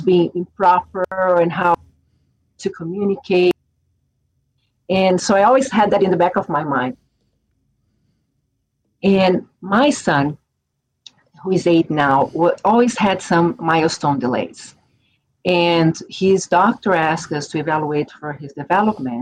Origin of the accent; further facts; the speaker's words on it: São Paulo, Brazil; English is a second language; moved away; I am originally from Brazil. I'm from São Paulo